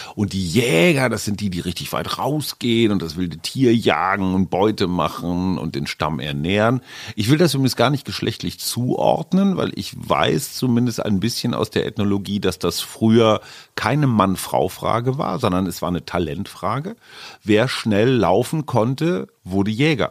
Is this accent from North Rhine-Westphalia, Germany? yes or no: yes; North Rhine-Westphalia, Germany; Ich bin ja eher emotional so ein bisschen verkarstet als Westfale